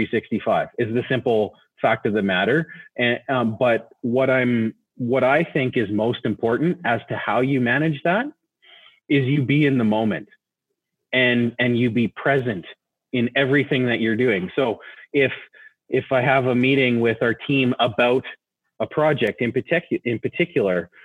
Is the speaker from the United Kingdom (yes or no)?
no; Nelson, British Columbia, Canada; I grew up in Nelson in BC.